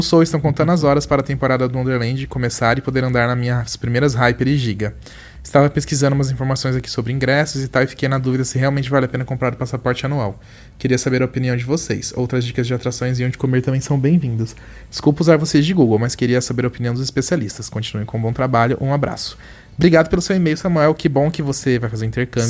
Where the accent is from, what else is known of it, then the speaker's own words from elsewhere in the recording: Brazil; nós brasileiros